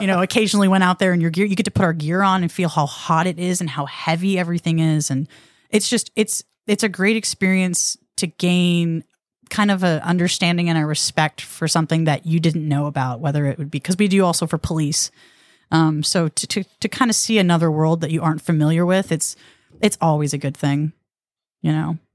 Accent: Rockwall, Texas, United States; I'm from Rockwall

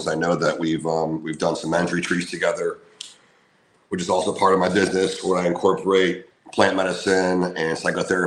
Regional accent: Orlando, Florida, United States; moved away as an adult; move back to my hometown of Orlando, Florida

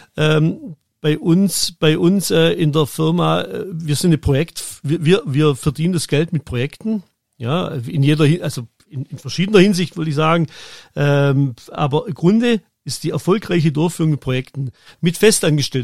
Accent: Germany; moved away as an adult; also born or lived in Switzerland; ich bin dann als Deutscher noch in die Schweiz gekommen

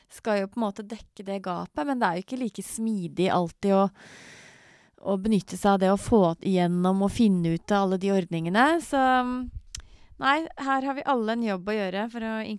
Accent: Norway; Jeg er norsk. Jeg, er ikke, jeg har ikke tilreist fra Kina

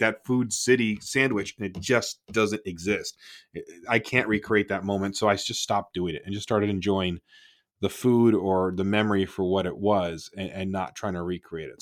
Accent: Toronto, Ontario, Canada; now in United States; I grew up in Toronto

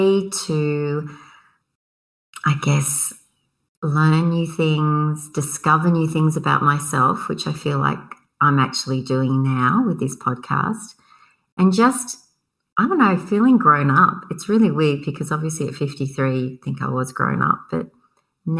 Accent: Illawarra, New South Wales, Australia; I grew up in the Illawarra

